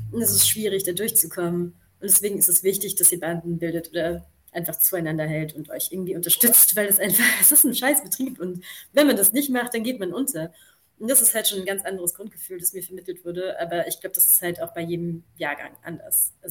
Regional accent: Hildesheim, Lower Saxony, Germany; now in Vienna, Austria; also ich komme ja aus Hildesheim davor. Und ich war dann so der Überzeugung, dass Wien, also dass die Sprachkunst sicher mehr Geld hat.

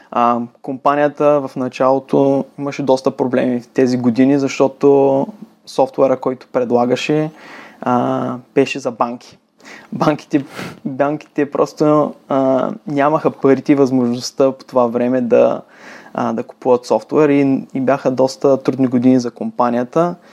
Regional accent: Varna, Varna Province, Bulgaria; moved away as an adult; now in United States; роден, роден съм във Варна и от 14 години съм в Штатите.

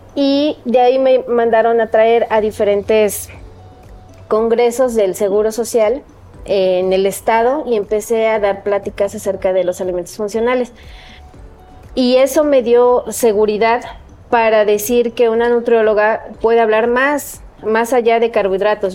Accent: Coatepec, Veracruz, Mexico; orgullosamente cuatepecana. Eh, me siento muy, muy bendecida de haber nacido en esa tierra. Este, y pues ahí transcurrió, ha transcurrido toda mi vida

